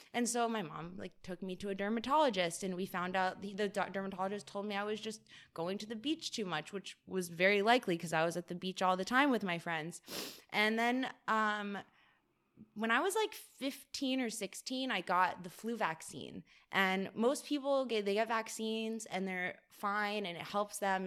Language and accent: English; Weston, Florida, United States; moved away as an adult; also born or lived in Boston, Massachusetts / Richmond, Virginia; we moved to Weston, which is like a suburb of Fort Lauderdale uh, when I was almost nine years old. And then I lived there until I was 18